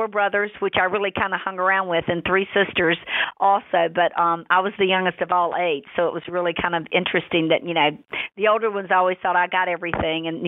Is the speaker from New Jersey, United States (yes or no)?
no; Charlotte, North Carolina, United States; also born or lived in San Francisco Bay Area, California; now in Savannah, United States; I actually grew up in Charlotte, North Carolina, and then moved out to the Bay Area, San Francisco.